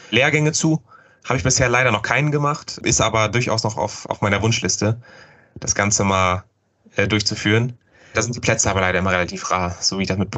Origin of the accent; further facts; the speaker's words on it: North Rhine-Westphalia, Germany; ich bin ja aus dem Rhein-Sieg-Kreis.